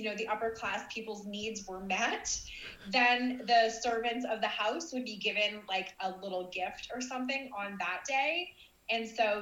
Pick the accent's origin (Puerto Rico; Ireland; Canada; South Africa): Canada; Canadians mostly don't, we're not like brought up knowing why we have Boxing Day